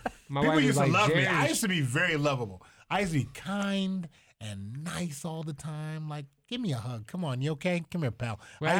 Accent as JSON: {"language": "English", "town": "Toledo", "region": "Ohio", "country": "United States"}